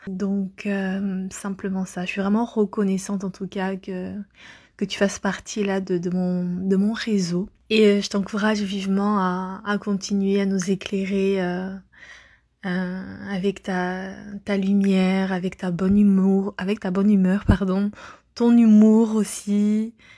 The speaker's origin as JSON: {"language": "French", "country": "France", "moved": "yes", "lives_now": "Montreal, Canada", "said": "je te suis depuis Montréal, de base je suis française. Et là je suis au Canada."}